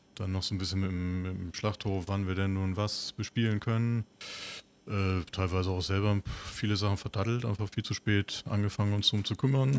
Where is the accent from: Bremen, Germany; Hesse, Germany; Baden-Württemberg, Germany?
Bremen, Germany; Bremerhaven; sind zusammen aufgewachsen in Bremerhaven